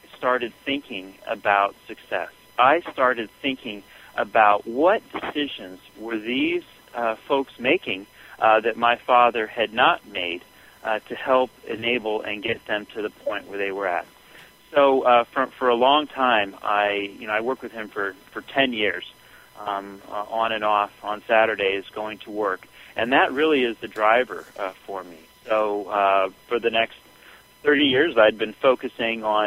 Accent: Southern California, United States; as a young boy, I grew up in Southern California

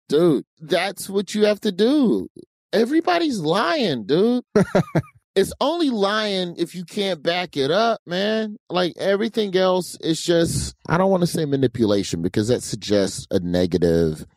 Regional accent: Birmingham, Alabama, United States; I was from Birmingham and the comedy club in Birmingham, the Stardome

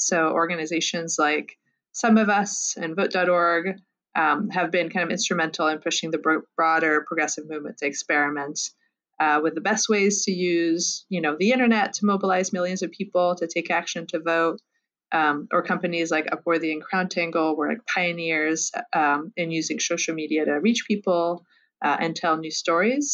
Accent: France; moved away; I'm originally from France, where I got an MBA

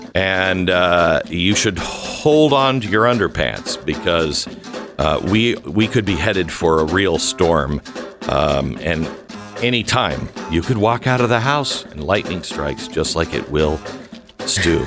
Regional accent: Pacific Northwest, United States; I grew up in the Pacific Northwest.

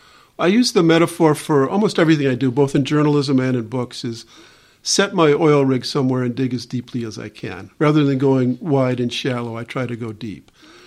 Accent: Madison, Wisconsin, United States; also born or lived in Detroit, Michigan; I moved from Detroit when I was seven, so I got to Wisconsin, to Madison

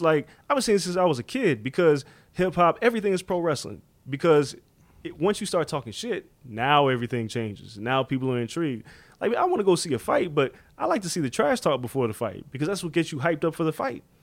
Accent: New York City, New York, United States; I grew up in Rockaway

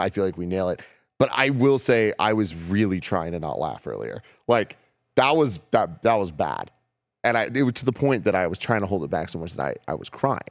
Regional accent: San Francisco, California, United States; I'm born and raised in San Francisco

